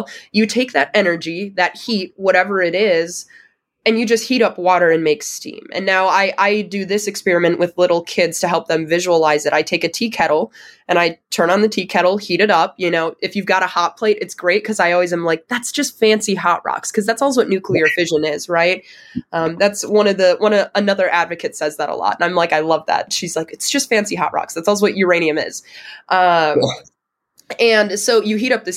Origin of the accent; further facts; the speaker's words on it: Wisconsin, United States; I'm from Wisconsin. It's a huge agricultural state.